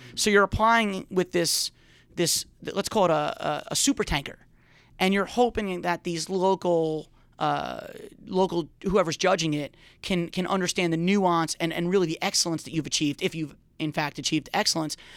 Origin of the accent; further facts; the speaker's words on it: Long Island, New York, United States; I grew up on Long Island